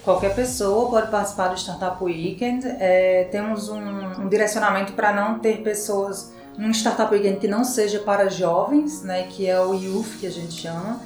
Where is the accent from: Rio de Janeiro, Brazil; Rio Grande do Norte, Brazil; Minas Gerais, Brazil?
Rio Grande do Norte, Brazil; Natal; moved away as an adult; now in São Paulo, Brazil; Eu sou de Natal, Rio Grande do Norte.